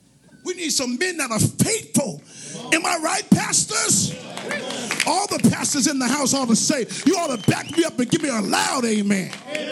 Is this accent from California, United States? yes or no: no; New York City, New York, United States; born there; I was born in New York City on a Monday.